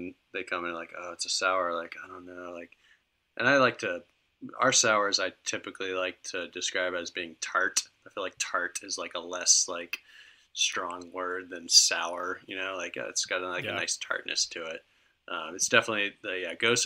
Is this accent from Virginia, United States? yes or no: yes; Virginia Beach, Virginia, United States; moved away as an adult; also born or lived in Philadelphia; now in Charlottesville, United States; I grew up in Virginia Beach